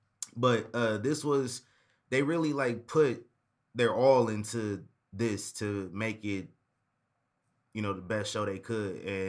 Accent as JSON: {"language": "English", "region": "Midwest", "country": "United States", "said": "Yeah, I'm from the Midwest, so like you know, it's year-round clothes right there."}